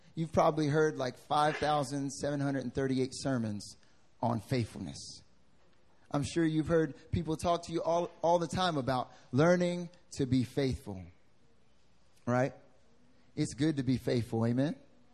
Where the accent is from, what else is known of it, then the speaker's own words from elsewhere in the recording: North Carolina, United States; accent: southern drawl; I'm from North Carolina, so I like to have some southern drawl on some of the stuff I say.